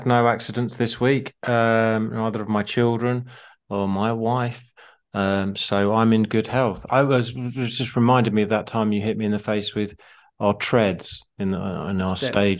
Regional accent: Harpenden, East of England, United Kingdom; We want to say a massive thank you to the people of Harpenden. It is my hometown

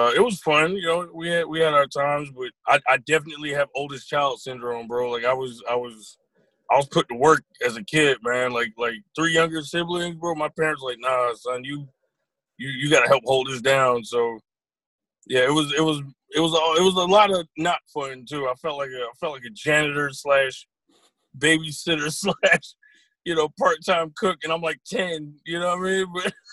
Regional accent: Durham, North Carolina, United States; we born and raised Durhamites

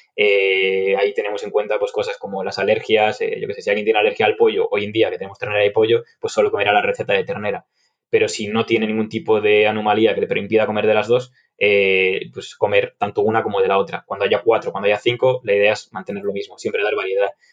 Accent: Galicia, Spain; yo soy gallego, estudié en Vigo

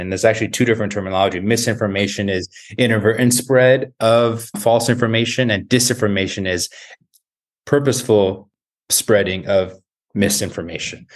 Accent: Tucson, Arizona, United States; moved away as an adult; also born or lived in New York / Baltimore; So I grew up in Tucson. Uh, it was my hometown

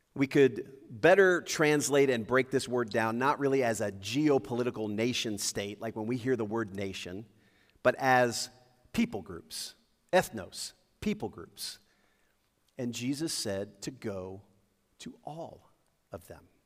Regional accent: Lakeview, United States; also born or lived in Indianapolis, Indiana; growing up in Lakeview

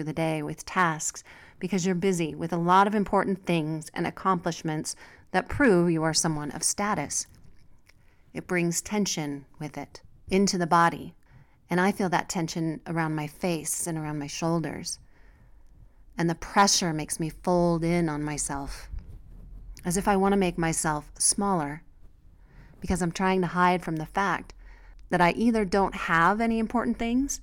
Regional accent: United States; moved away as an adult; now in Mexico; As an American who is unused to guns, especially in everyday life

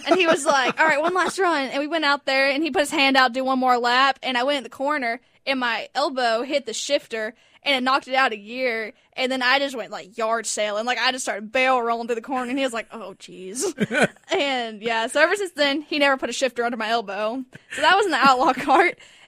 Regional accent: Mooresville, North Carolina, United States; Yeah, I was born in Mooresville, North Carolina.

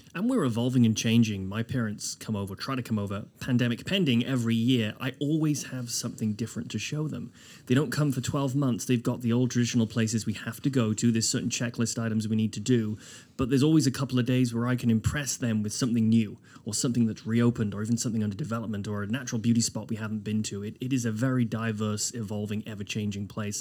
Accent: United Kingdom; now in Halifax, Canada; as a Brit

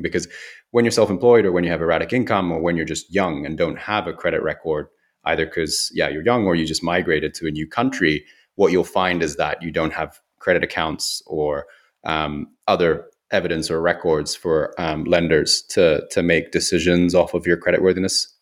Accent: Kyoto, Japan; moved away; also born or lived in United Kingdom; in Kyoto where I grew up

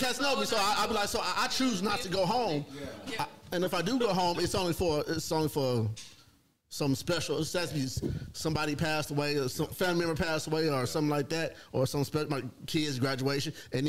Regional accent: Dallas, Texas, United States; I grew up in Oak Cliff

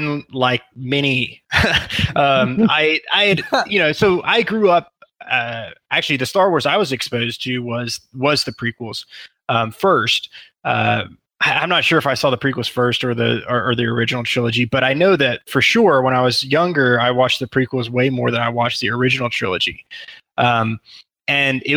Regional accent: Texas, United States; also born or lived in Pittsburgh, Pennsylvania; I've lived in Texas, large portion of my life

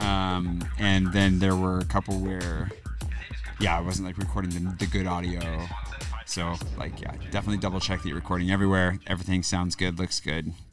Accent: the Northwest, Pacific Northwest, United States; moved away as an adult; now in France; I'm from the northwest

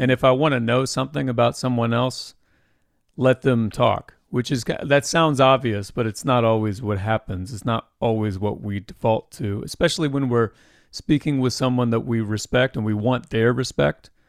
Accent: Anderson, Indiana, United States; Well, I grew up in Indiana. I actually grew up in Anderson, in the, the same town as Anderson University where I went.

